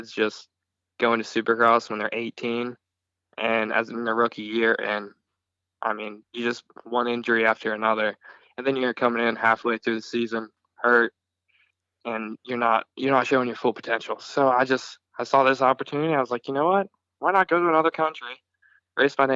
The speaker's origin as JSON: {"language": "English", "town": "Prince Frederick", "region": "Maryland", "country": "United States", "also_born_or_lived": "South Carolina", "moved": "as an adult", "lives_now": "Australia", "said": "I'm from Prince Frederick, Maryland, and I'm just a kid that likes racing dirt bikes"}